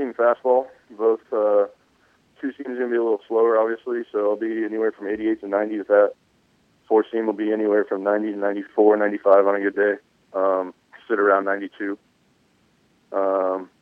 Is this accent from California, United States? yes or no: yes; Riverside, California, United States; now in Temecula, United States; I grew up in Riverside, California